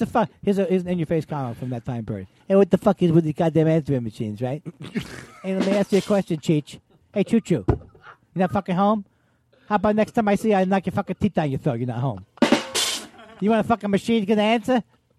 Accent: Queens, New York, United States; I'm from Queens.

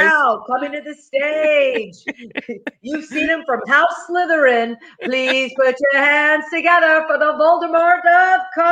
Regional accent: Oklahoma, United States; born and raised in Oklahoma

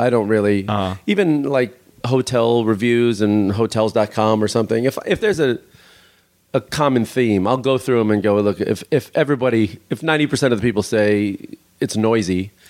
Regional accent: Chicago, Illinois, United States; also born or lived in New York; now in Los Angeles, United States; I'm from Chicago and lived in New York.

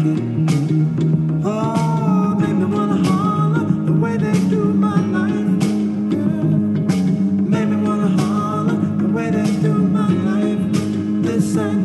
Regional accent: Detroit, Michigan, United States; I'm from Detroit, and my high school was two blocks down the street from Motown

